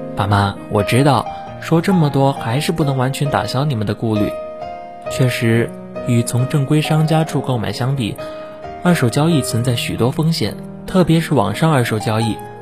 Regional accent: Xiamen, Fujian, China; moved away as an adult; now in Nanjing, China; 来自福建厦门

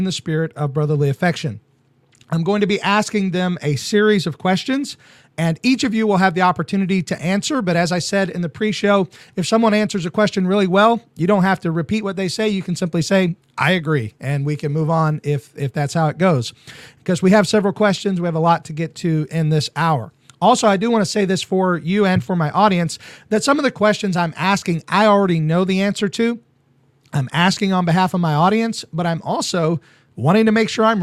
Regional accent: Southern United States, United States; I'm Southern American

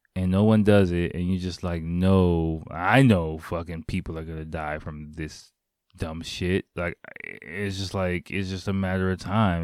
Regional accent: United States; now in Japan; I'm, I'm American

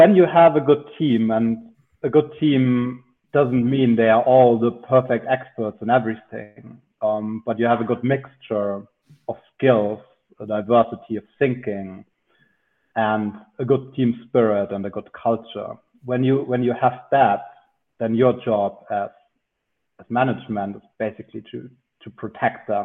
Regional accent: Munich, Bavaria, Germany; I'm from Munich, where I also studied and worked in consulting for a couple of years

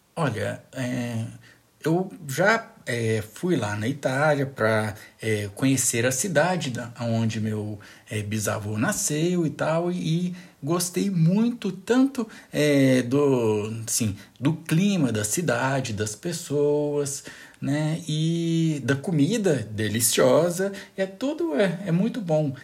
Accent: Goiânia, Goiás, Brazil; eu nasci é, aqui em Goiânia

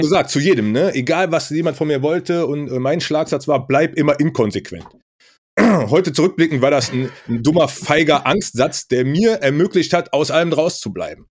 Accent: Rhineland, Germany; ich komme aus dem Rheinland

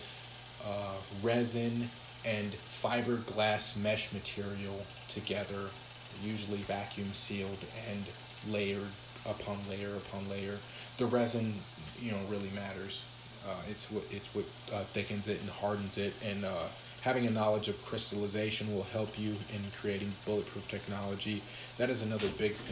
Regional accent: Minnesota, United States; I was born in Minnesota.

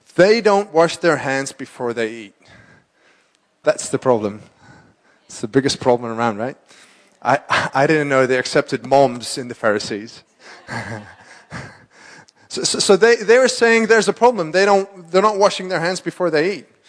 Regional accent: Amsterdam, North Holland, Netherlands; I'm from Amsterdam, born and raised.

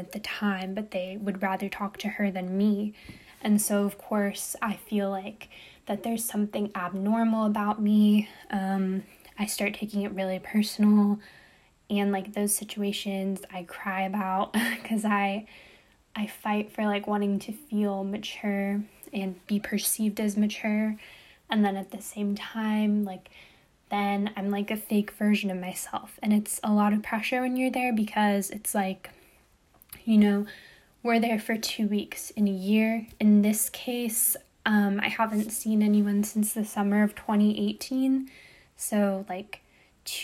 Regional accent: United States; I'm American, I'm born in America, my dad's American

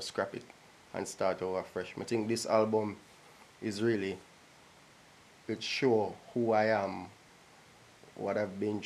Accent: Jamaica; I'm a Jamaican.

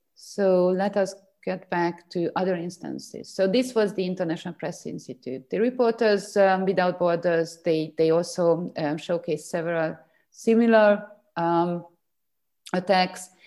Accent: Hungary; my home country. So Hungary

